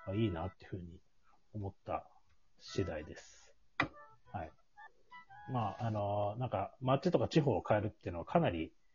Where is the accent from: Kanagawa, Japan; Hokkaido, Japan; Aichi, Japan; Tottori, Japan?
Hokkaido, Japan; Tsukigata; 月形町出身なんですけ